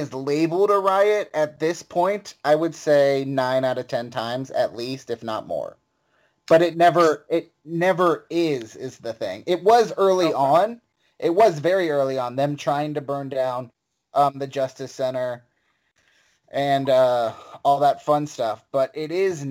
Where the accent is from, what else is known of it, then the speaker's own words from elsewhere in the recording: Charleston, West Virginia, United States; moved away; also born or lived in Chicago; I'm originally from West Virginia